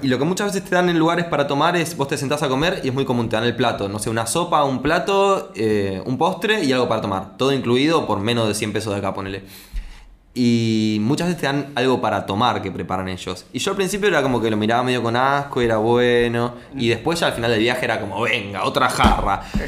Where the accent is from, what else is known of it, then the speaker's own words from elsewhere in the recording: Argentina; soy argentino